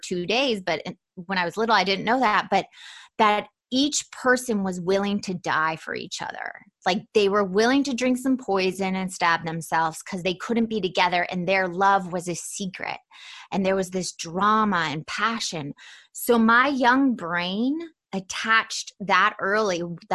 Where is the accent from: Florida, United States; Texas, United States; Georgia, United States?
Georgia, United States; Atlanta; I was definitely not the typical Southern girl. I was raised in Atlanta, Georgia